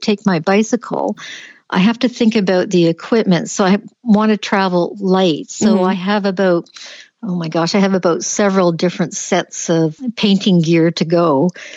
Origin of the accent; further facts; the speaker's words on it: Canada; being typical Canadian